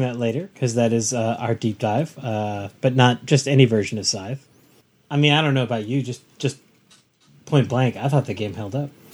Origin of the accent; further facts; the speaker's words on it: Southern California, United States; growing up in Southern California